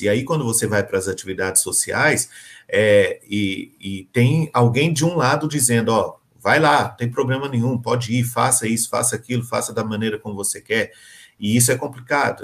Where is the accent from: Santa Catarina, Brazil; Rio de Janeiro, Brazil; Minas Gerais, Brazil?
Minas Gerais, Brazil; vou falar como mineiro